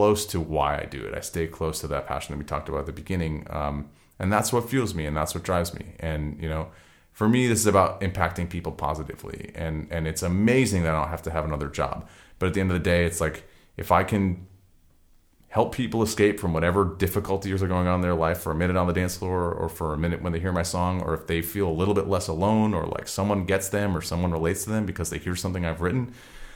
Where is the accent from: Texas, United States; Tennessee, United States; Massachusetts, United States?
Massachusetts, United States; outside of Boston; also born or lived in San Francisco; now in Los Angeles, United States; I came up in San Francisco. I grew up outside of Boston.